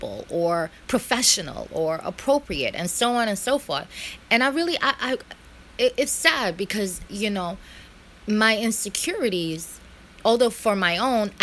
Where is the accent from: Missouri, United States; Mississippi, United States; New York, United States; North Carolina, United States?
New York, United States; New York City; born here, raised in America, been here all my life in Brooklyn